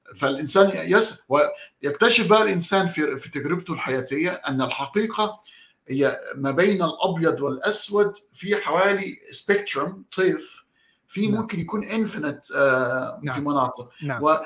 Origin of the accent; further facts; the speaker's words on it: Egypt; عندنا في مصر